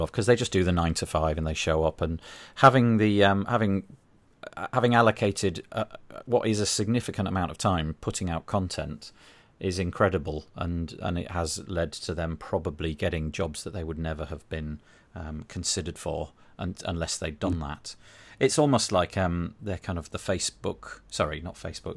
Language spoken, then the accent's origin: English; United Kingdom; being British